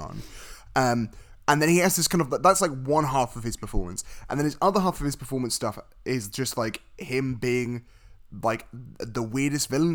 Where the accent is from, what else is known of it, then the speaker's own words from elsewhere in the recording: United Kingdom; I'm British